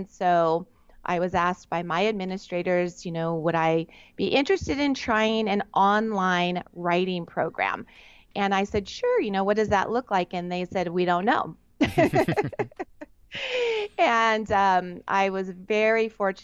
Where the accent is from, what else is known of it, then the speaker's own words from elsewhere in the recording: Southern California, United States; I'm on the very west side of the United States in Southern California, which we lovingly term SoCal